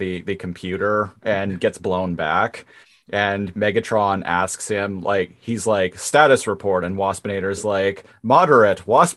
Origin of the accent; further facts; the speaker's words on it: Nanaimo, British Columbia, Canada; I grew up in Nanaimo